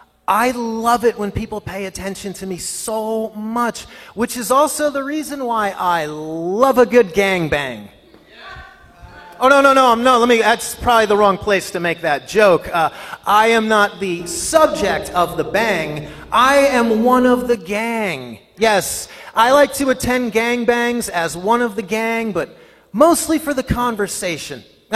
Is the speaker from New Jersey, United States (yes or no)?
yes; New Jersey, United States; New Jersey.